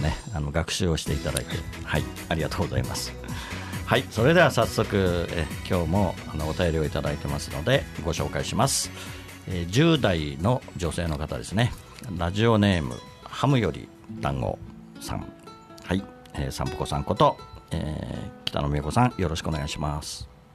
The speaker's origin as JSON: {"language": "Japanese", "area": "Katsushika", "region": "Tokyo", "country": "Japan", "tie": "born or raised there", "said": "私は葛飾出身"}